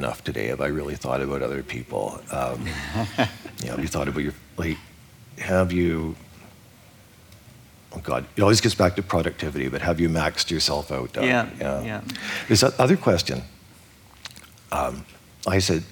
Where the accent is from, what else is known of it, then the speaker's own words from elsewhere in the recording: Vancouver, British Columbia, Canada; I was born on December 30th. And so whenever I went to school in Vancouver, I was always the youngest person in the class.